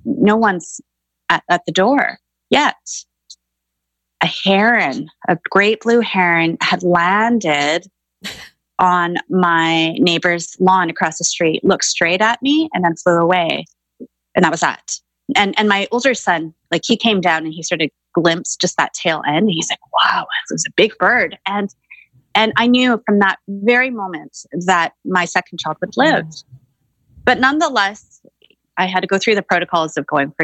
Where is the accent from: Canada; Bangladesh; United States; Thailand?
Canada; Vancouver, British Columbia; I grew up in Greater Vancouver in the 80s